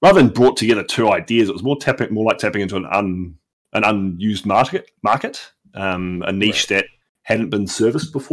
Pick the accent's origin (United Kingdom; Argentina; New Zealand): New Zealand; I'm a New Zealander.